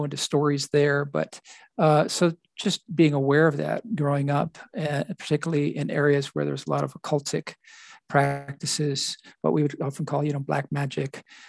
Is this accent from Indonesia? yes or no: yes; Bali, Indonesia; My background growing up in Indonesia made me aware of things on the island of Bali, which is called the Island of the Gods. That's where mm-hmm. I was brought up